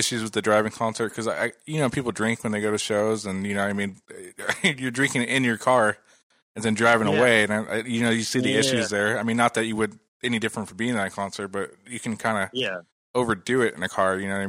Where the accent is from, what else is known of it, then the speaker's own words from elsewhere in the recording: California, United States; I was born and raised in California